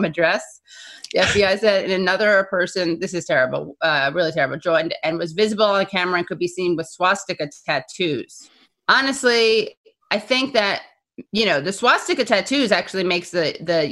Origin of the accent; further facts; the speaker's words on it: New York, United States; accent: New York; my New York accent